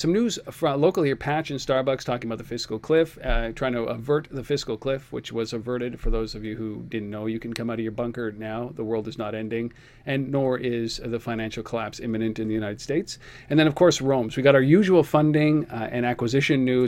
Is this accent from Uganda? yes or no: no; Canada; we're Canadian